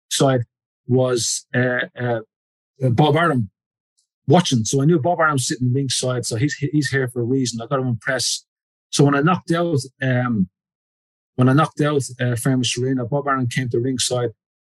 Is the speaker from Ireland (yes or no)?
yes; Ireland; now in United Kingdom; I'm an Irishman